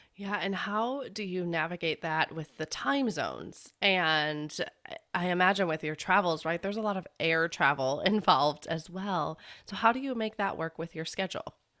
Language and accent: English; Chicago, Illinois, United States; I'm from Chicago